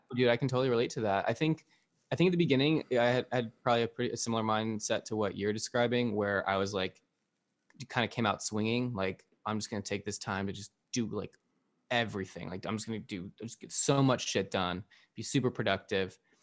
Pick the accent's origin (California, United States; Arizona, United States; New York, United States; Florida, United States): Arizona, United States; I grew up in Arizona